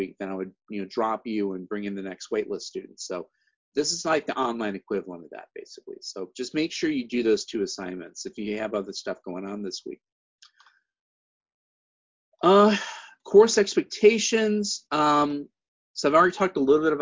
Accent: Missouri, United States; now in California, United States; my home state of Missouri

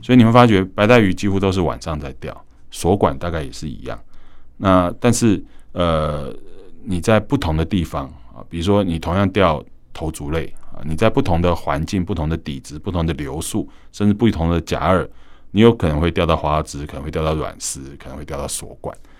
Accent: Keelung, Keelung City, Taiwan; 我们基隆人讲的麻羹

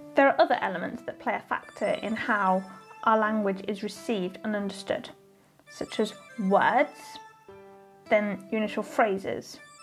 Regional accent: United Kingdom; As a British person

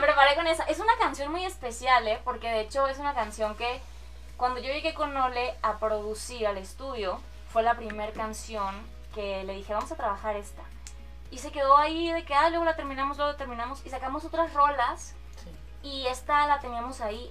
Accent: Ciudad Obregón, Sonora, Mexico; moved away as an adult; now in Mexico City, Mexico; soy de Obregón, Sonora, orgullosamente sonorense

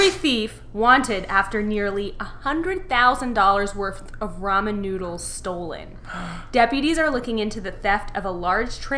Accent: Georgia, United States; Oh, my hometown.

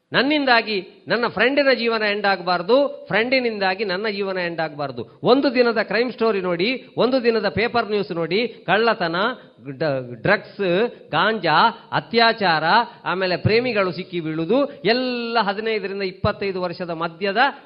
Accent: Tulu Nadu, India; ಅದರಲ್ಲೂ ನಮ್ಮ ತುಳುನಾಡು

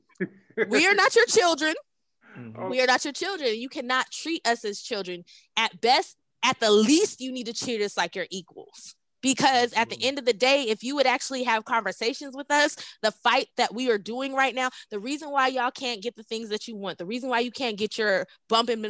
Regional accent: United States; As an American descendant of slavery, as a Black American woman

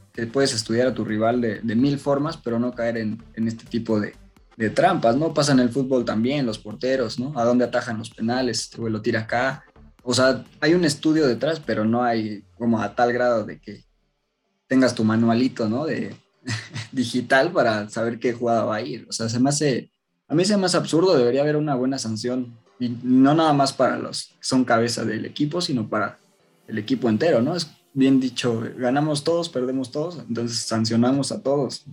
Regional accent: Mexico; nosotros como mexicanos

